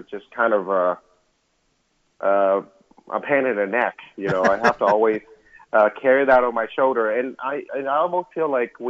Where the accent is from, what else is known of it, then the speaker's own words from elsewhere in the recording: Vietnam; moved away; when I was growing up in Vietnam